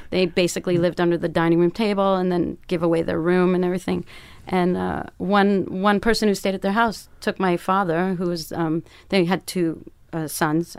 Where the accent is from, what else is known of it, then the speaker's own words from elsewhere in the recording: Canada; moved away as an adult; also born or lived in Toronto; now in Berlin, Germany; my dad and my brother made me play hockey 'cause I'm Canadian